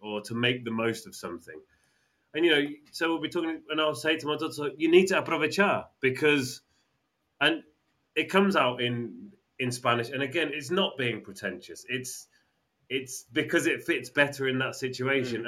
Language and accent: English; England, United Kingdom; we're English